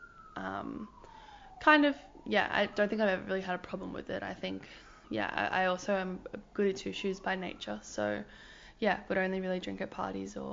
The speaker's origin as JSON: {"language": "English", "area": "Hunter Valley", "region": "New South Wales", "country": "Australia", "moved": "yes", "lives_now": "Melbourne, Australia", "said": "I'm from the Hunter Valley originally"}